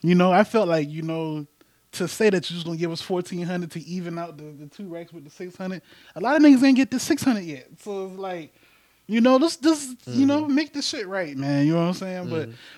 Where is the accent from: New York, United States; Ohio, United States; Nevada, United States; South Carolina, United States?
South Carolina, United States; Charleston; living like growing up in Charleston